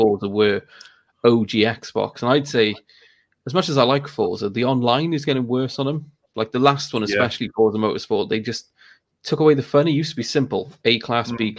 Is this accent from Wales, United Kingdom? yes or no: yes; Cardiff, Wales, United Kingdom; I'm in South Wales, but I grew up in Cardiff